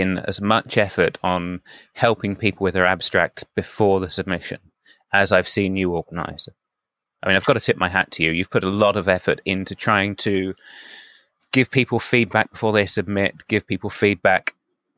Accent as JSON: {"language": "English", "country": "United Kingdom", "said": "I think we're both British"}